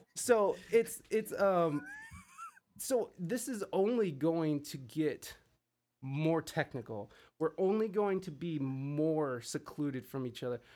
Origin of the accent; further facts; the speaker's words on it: Midwest, United States; moved away as an adult; also born or lived in San Diego; I'm from the Midwest, and I, I visited back and forth throughout the years of living out west